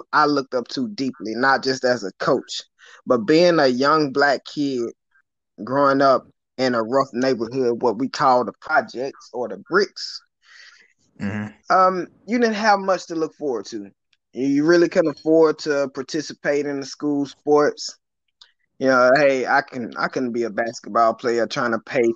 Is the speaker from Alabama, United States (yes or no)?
no; West Tennessee, United States; moved away; I grew up in West Tennessee